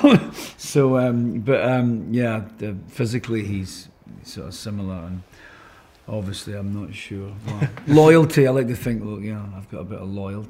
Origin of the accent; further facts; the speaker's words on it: Scotland, United Kingdom; as I was certainly speaking as a Scotsman from this country